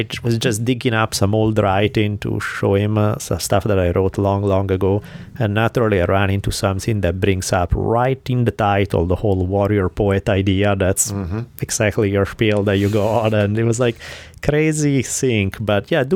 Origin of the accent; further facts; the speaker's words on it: Italy; accent: Italian; the Italian accent